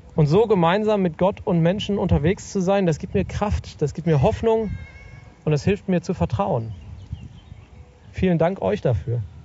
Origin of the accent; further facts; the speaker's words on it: Sauerland, North Rhine-Westphalia, Germany; im Sauerland, wo ich aufgewachsen bin